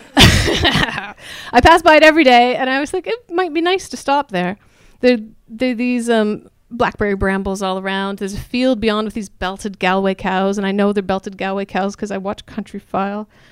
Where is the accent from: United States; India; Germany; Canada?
Canada; accent: Canadian; moved away; also born or lived in Revelstoke, British Columbia / New Brunswick / London; Rural Canada, I'm Canadian, if you can't tell by the accent